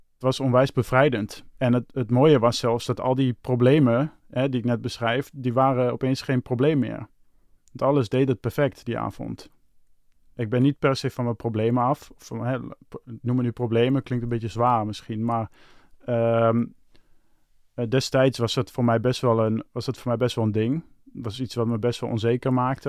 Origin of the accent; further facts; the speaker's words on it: Hengelo, Overijssel, Netherlands; moved away as an adult; now in Amsterdam, Netherlands; mijn verhaal begint in Hengelo. Dat is waar ik geboren ben. En Hengelo had ik eh, een vriendin. Daar woonde ik mee samen